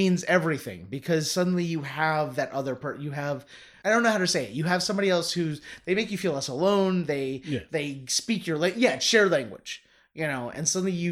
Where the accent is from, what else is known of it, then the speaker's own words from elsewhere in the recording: Northern Kentucky, United States; growing up in Northern Kentucky, my generation, I'm 41 years old